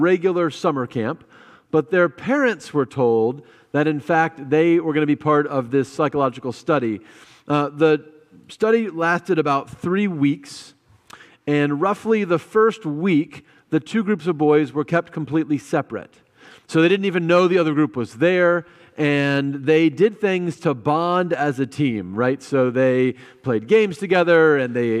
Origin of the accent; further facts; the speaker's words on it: United States; I am an American, and that's a big group I'm a part